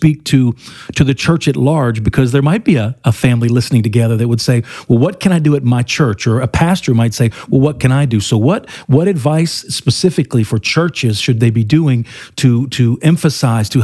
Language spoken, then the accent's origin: English; Pennsylvania, United States; I come from Pennsylvania, where wrestling in high school and college, they take wrestling seriously